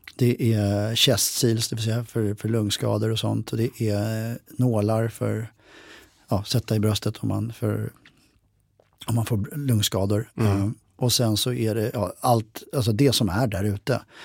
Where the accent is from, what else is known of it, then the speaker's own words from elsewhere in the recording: Sweden; jag som svensk soldat